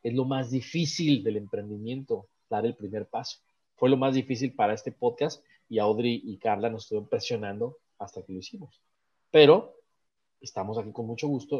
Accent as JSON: {"language": "Spanish", "town": "Guadalajara", "region": "Jalisco", "country": "Mexico", "moved": "yes", "said": "Guadalajara, Jalisco, que es mi tierra"}